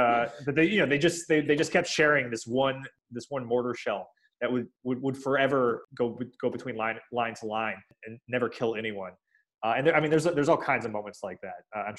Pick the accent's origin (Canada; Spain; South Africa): Spain; English is a second language; and dear to my heart as a Spaniard, I could totally understand why they'd be frustrated by that.